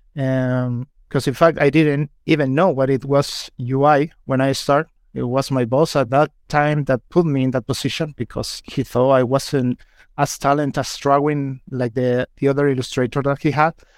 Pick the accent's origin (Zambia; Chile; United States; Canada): Chile; English is a second language; moved away as an adult; now in United Kingdom; I'm from Chile, so sorry if my English fails a little bit